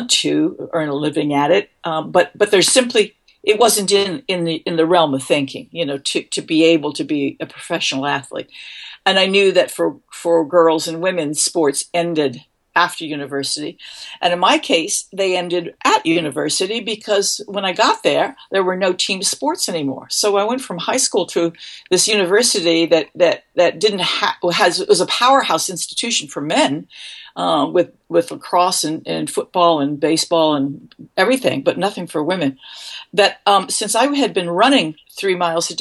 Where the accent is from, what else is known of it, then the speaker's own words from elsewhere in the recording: D.C., District of Columbia, United States; moved away as an adult; also born or lived in Syracuse, New York; I was raised outside of Washington, D.C., a little girl